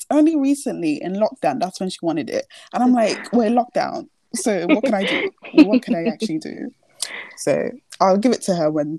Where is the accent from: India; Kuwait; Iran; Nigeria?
Nigeria; Lagos; I was born in Nigeria.